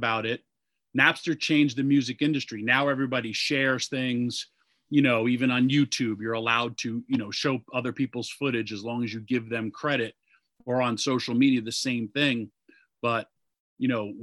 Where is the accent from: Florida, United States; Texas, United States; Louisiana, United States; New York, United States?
New York, United States; Yonkers; I was born in Yonkers, New York